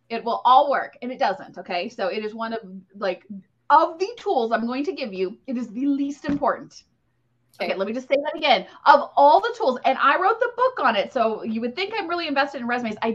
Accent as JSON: {"language": "English", "region": "Ohio", "country": "United States", "tie": "born or raised there", "said": "I, I grew up in Ohio."}